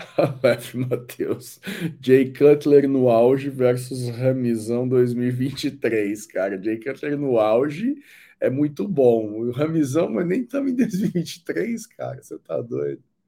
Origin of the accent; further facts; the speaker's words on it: Londrina, Paraná, Brazil; eu sou de Londrina